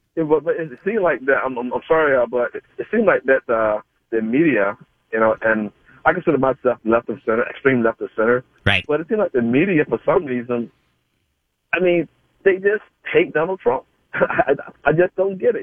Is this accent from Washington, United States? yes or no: no; Georgia, United States; I grew up in Georgia